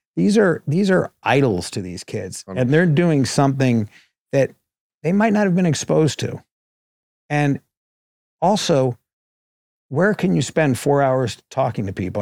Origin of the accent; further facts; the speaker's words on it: New York, United States; now in Los Angeles, United States; I grew up on the Upper East Side